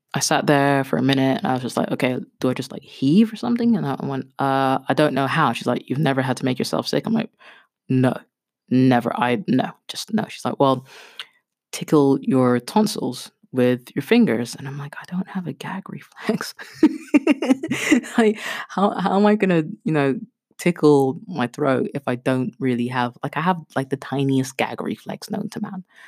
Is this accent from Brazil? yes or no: no; Kenya; I'm Kenyan